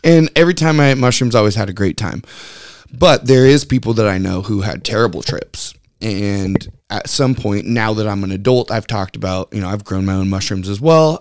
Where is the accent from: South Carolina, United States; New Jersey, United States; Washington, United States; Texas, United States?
Washington, United States; Lynnwood; I grew up in Linwood, Edmonds area, so growing up at the beach